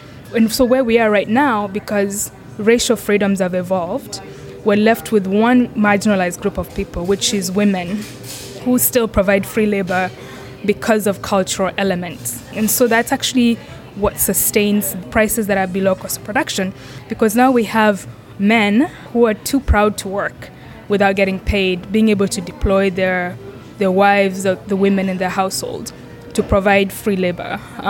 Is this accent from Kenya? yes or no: yes; Kenya; So I grew up in Kenya, and I grew up on a coffee farm. So my grandfather was one of the first Kenyans to grow coffee.